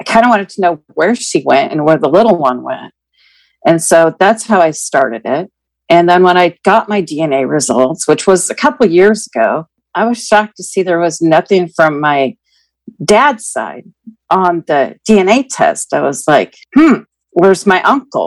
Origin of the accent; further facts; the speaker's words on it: Keizer, Oregon, United States; I am 56, and I'm from Kaiser, Oregon